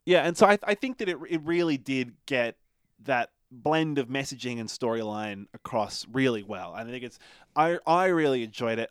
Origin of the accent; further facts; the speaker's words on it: Australia; I'm Australian